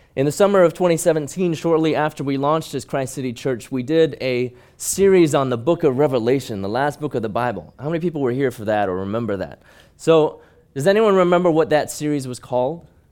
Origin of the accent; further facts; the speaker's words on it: Hong Kong; But I grew up in Hong Kong, and I was small even by Hong Kong standards